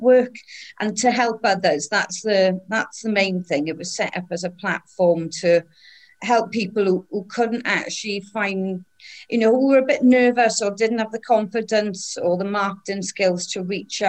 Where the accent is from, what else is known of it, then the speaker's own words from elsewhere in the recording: Wales, United Kingdom; also born or lived in England / Ireland; I'm Welsh, but I'm also English and Irish.